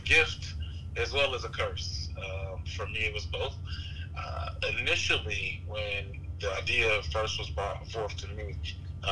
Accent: Atlanta, Georgia, United States; moved away as an adult; also born or lived in South Carolina / Charlottesville, Virginia; now in Virginia, United States; I was born in South Carolina. I moved to Atlanta when I was maybe 1 or 2, but my whole family lives in South Carolina. It was just my mother and I in Atlanta

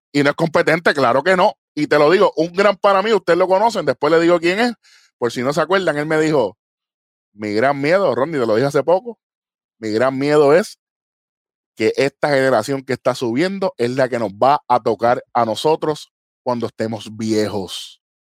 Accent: Puerto Rico

